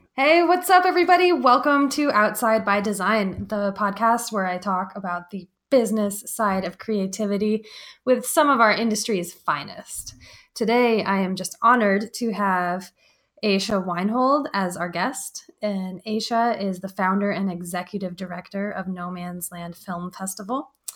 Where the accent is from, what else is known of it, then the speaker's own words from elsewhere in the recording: Fort Collins, Colorado, United States; also born or lived in Crested Butte, Colorado; I grew up in Fort Collins and then lived in Crested Butte for quite a while